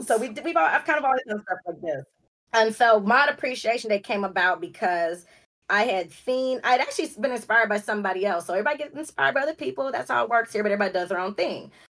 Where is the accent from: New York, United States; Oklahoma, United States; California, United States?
California, United States; Los Angeles; also born or lived in Compton, California; I'm from Los Angeles. Um, that's where the LA comes from, from, from, from South Central LA.